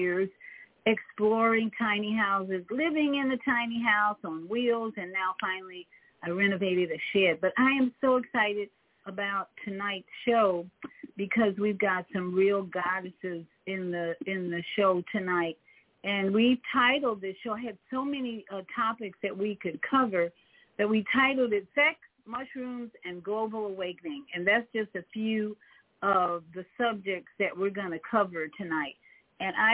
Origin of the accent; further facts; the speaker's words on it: Chicago, Illinois, United States; moved away; also born or lived in Umatilla, Florida; And I'm from Chicago